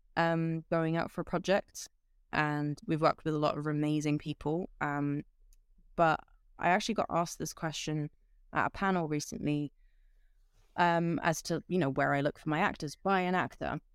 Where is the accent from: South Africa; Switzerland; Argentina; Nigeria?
Switzerland; I grew up in Switzerland